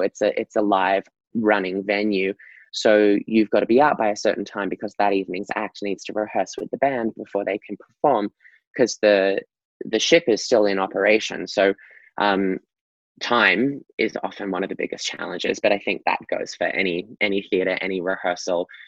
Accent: Gold Coast, Queensland, Australia; I'm Australian. I am from a beautiful beach town in Australia called the Gold Coast. That's where I sort of got my kickstart to dancing

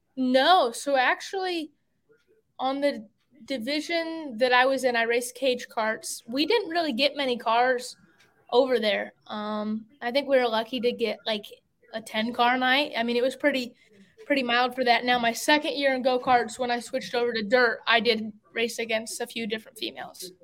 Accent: Fort Wayne, Indiana, United States; moved away as an adult; now in Concord, United States; I'm from Fort Wayne, Indiana, but now I currently live in Concord, North Carolina, because that's where my race career has taken me

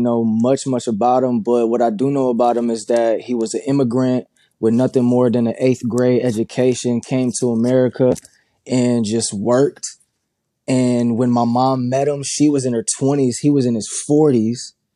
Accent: Grand Rapids, Michigan, United States; also born or lived in Jamaica; growing up in Grand Rapids, it's more conservative

